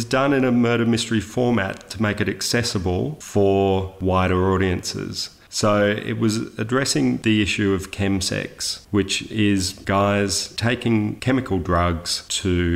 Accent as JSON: {"language": "English", "town": "Sydney", "region": "New South Wales", "country": "Australia", "tie": "born or raised there", "said": "I was born in Sydney in the 70s. Youngest of four children"}